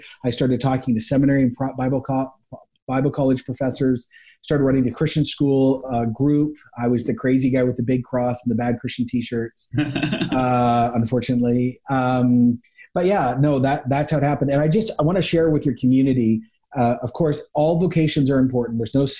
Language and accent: English; Ecuador; I grew up actually in Ecuador in the 80s. So I lived a National Geographic experience before the internet, before globalization.